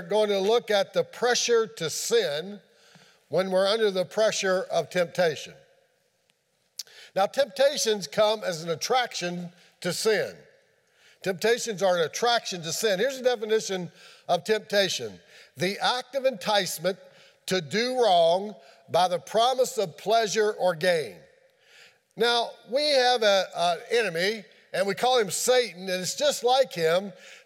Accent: Kieseltown, Virginia, United States; That's Gay and I's home. Gay wouldn't take it as her hometown. It's my hometown

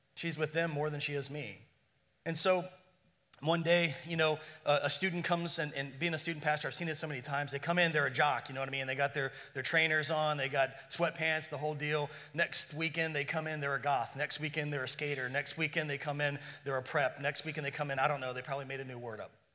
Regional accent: Ireland; being Irish

